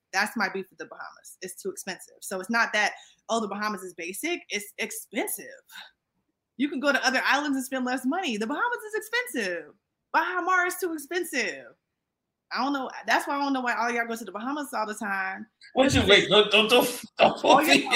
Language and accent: English; Hampton, Virginia, United States; I'm from Hampton